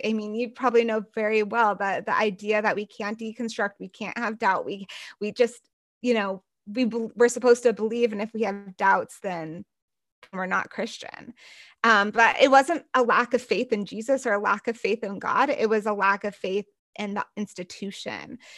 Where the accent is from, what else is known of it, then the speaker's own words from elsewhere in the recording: United States; growing up in the United States, in the white evangelical conservative church